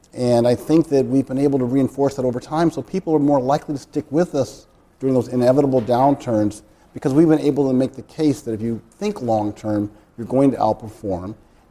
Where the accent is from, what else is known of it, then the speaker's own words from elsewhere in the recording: Chicago, Illinois, United States; I grew up in Hyde Park of Chicago, which is a part of the University of Chicago community.